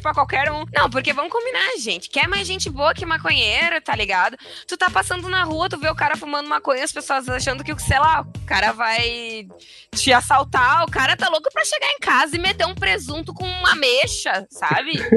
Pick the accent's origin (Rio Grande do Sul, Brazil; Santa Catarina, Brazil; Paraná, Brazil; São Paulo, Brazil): Rio Grande do Sul, Brazil; sou gaúcho